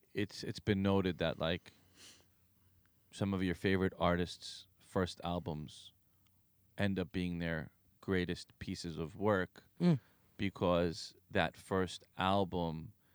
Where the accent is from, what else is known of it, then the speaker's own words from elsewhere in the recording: North India, India; partly because of the language barrier and like being North Indian, being party DJs, we're playing the Bollywood